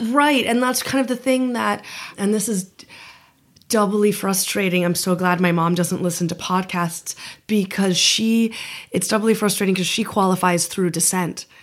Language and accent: English; United States; moved away as an adult; also born or lived in Latin America; now in Ireland; I am very privileged to be a white American national